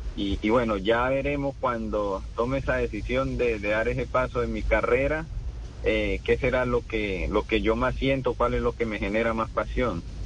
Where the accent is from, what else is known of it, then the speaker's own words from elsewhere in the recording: Colombia; nosotros como colombianos